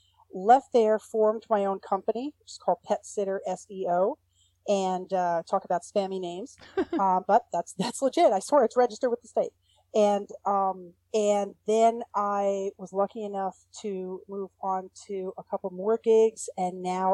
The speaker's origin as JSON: {"language": "English", "town": "New York City", "region": "New York", "country": "United States", "moved": "yes", "lives_now": "New Jersey, United States", "said": "And I'm originally from Brooklyn, I will say."}